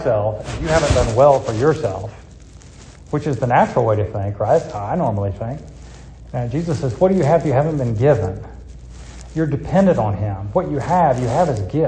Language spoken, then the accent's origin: English; United States; I'm an American